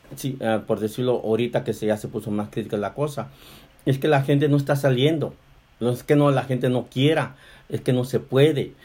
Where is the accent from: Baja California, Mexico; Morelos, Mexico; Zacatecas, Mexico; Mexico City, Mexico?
Baja California, Mexico; Mexicali; moved away; Nosotros somos de Mexicali, de Baja California